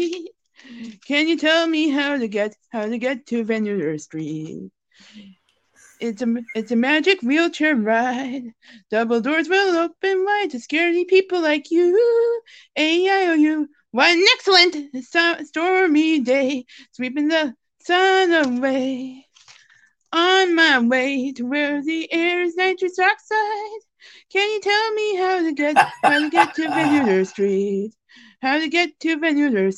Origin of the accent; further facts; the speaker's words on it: Neenah, Wisconsin, United States; I am from Neenah, Wisconsin